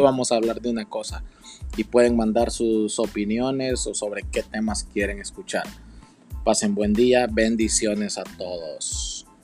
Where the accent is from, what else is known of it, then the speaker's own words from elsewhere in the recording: El Salvador; now in United States; en El Salvador tengo toda, toda mi familia